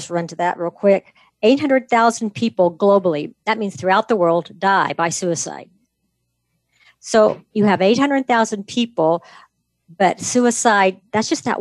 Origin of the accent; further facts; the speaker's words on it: Kansas, United States; now in Idaho, United States; Kansan, you know, because we're from Kansas